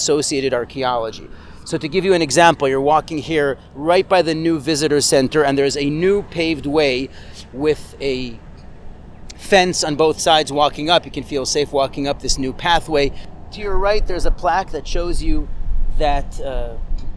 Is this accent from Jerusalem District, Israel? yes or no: yes; Jerusalem, Jerusalem District, Israel; I grew up in the Rova